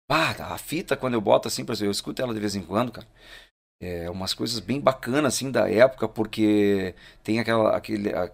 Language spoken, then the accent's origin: Portuguese; Cruz Alta, Rio Grande do Sul, Brazil; Assim, eu saí de Cruz Alta, né?